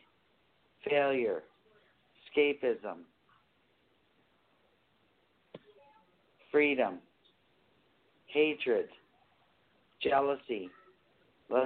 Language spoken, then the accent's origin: English; Bruderheim, Alberta, Canada; I come from, you know where the refineries are? At Bruderheim?